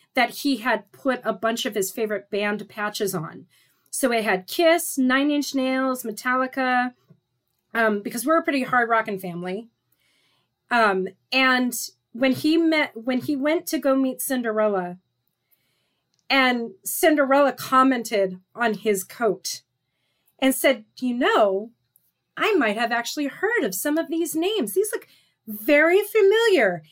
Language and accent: English; Seattle, Washington, United States; we're both from Seattle area